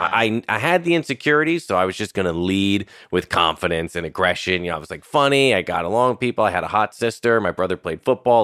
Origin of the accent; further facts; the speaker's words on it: Irvington, New York, United States; I was born in eighty-two and I grew up in Westchester.